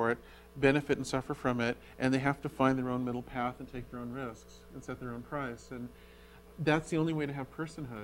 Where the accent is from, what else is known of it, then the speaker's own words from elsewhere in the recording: Berkeley, California, United States; Berkeley, from my hometown